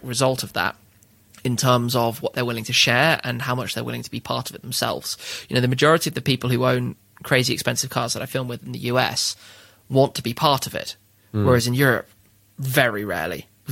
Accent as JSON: {"language": "English", "country": "United Kingdom", "said": "I'm British"}